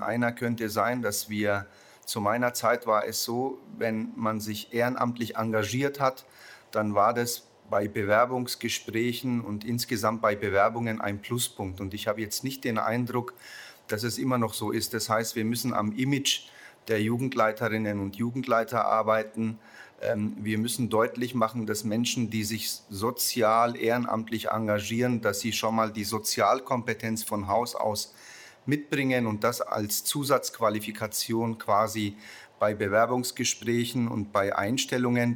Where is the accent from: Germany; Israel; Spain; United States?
Germany; Nuremberg, Bavaria; Ich komme aus Nürnberg